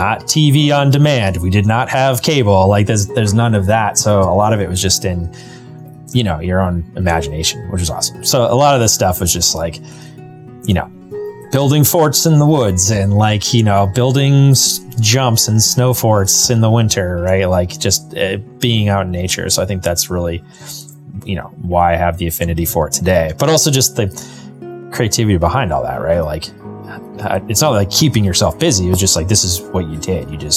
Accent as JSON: {"language": "English", "town": "Rowe", "region": "Massachusetts", "country": "United States", "tie": "born or raised there", "said": "I grew up in Western Massachusetts, about 3 hours west of Boston, in a little town called Roe"}